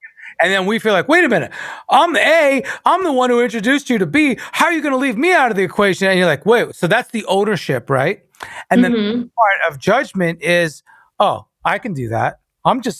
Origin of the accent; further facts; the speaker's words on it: New York, United States; I'm a Cuban Italian New Yorker